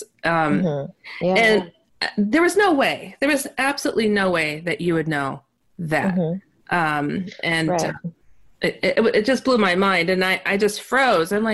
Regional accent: Milwaukee, Wisconsin, United States; my hometown of Milwaukee, Wisconsin

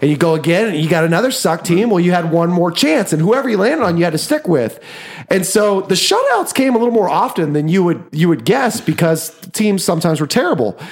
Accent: Osawatomie, Kansas, United States; we grew up in Osawatomie, Kansas

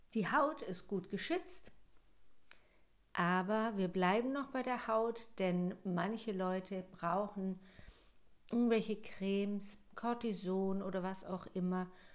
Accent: Germany; Bei uns in Deutschland

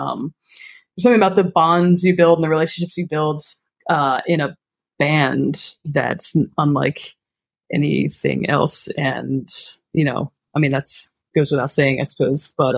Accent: Philadelphia, Pennsylvania, United States; I was born and raised in Philadelphia in a neighborhood called Roxborough. Roxborough Manayunk is the neighborhood, and that is where I currently live still.

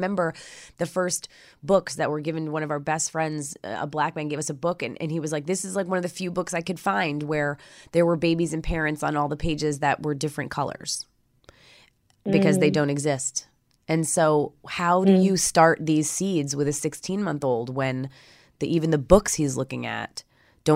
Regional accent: New York, United States; now in Los Angeles, United States; I grew up in New York also

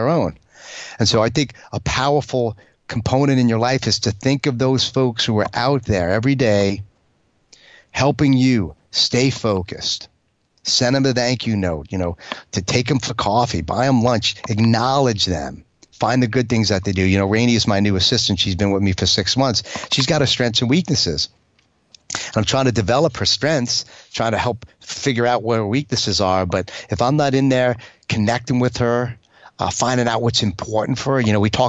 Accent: New York, United States; As a New Yorker, you know, as a fighter pilot New Yorker, hardcore

